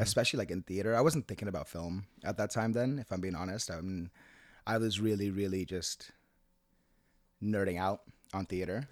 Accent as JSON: {"language": "English", "town": "Seattle", "region": "Washington", "country": "United States", "tie": "born or raised there", "also_born_or_lived": "Managua, Nicaragua / Jalapa, Nicaragua", "lives_now": "New York, United States", "said": "I grew up in Seattle"}